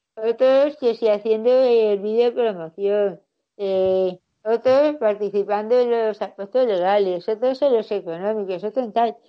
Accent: Getafe, Community of Madrid, Spain; Yo soy de Getafe

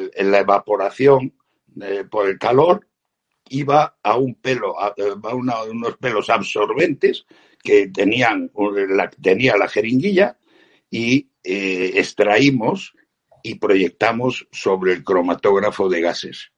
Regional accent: Spain; como españoles

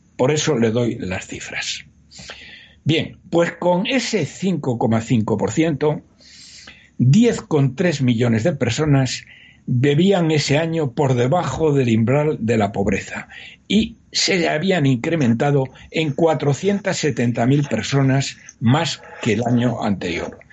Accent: Spain; problemas que tenemos los españoles

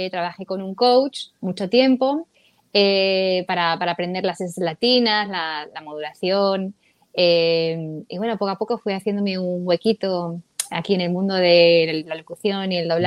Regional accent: Madrid, Community of Madrid, Spain; moved away as an adult; now in Los Angeles, United States; Crecí allí, allí estudié periodismo, eh, empecé también con la música, bueno, y a los 24

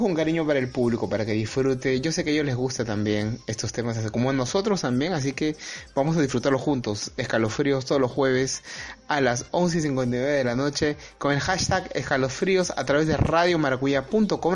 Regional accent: Peru; yo soy peruano, trabajo en, en Lima

